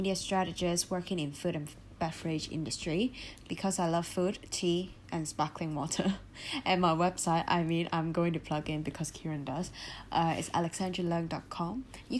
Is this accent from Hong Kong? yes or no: yes; Hong Kong; I'm from Hong Kong, I love rice.